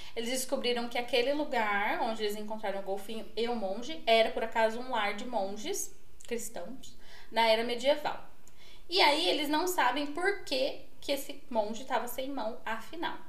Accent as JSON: {"language": "Portuguese", "region": "Northeast Region", "country": "Brazil", "also_born_or_lived": "Portugal", "moved": "yes", "said": "Eu já encarnava já o sangue nordestino que eu tenho pra falar da minha terra"}